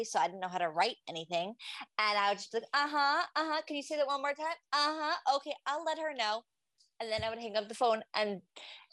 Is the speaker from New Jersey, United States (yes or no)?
no; New York City, New York, United States; I grew up in Farakway and I also left early high school